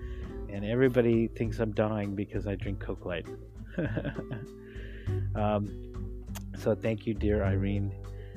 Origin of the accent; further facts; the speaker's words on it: United States; now in Hong Kong; I'm an American